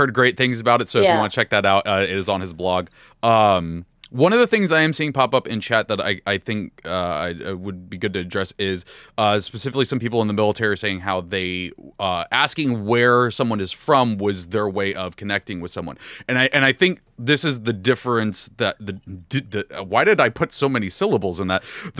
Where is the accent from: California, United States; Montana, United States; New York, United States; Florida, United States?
California, United States; San Diego; I'm like, oh, I'm from San Diego. There we go.